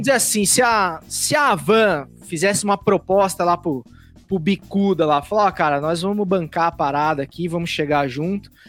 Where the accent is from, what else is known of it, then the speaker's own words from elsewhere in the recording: Pouso Alegre, Minas Gerais, Brazil; moved away; also born or lived in São Paulo; eu cresci lá em Minas, né, lá em Pouso Alegre